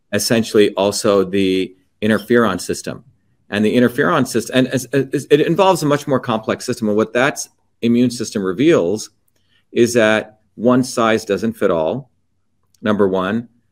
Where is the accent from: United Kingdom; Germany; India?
India; now in United States; I grew up in India